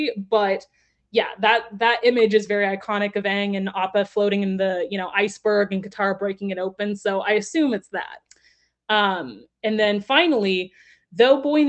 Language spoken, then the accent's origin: English; Texas, United States; I'm also from Texas